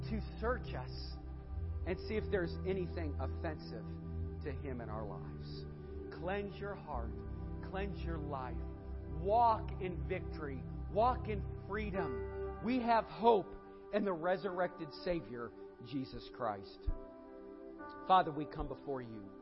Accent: Lakewood, Ohio, United States; This ain't our church. We're from Lakewood, Ohio.

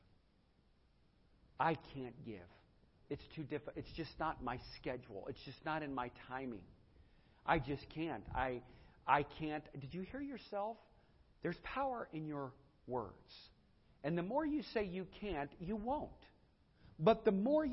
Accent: United States; I'm an American

